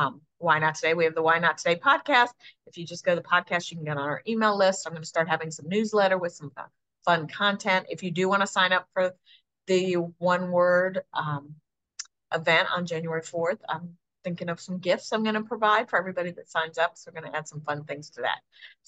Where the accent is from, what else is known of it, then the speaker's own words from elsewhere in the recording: Buffalo, New York, United States; born there; I was born in Buffalo, but he worked all over the country.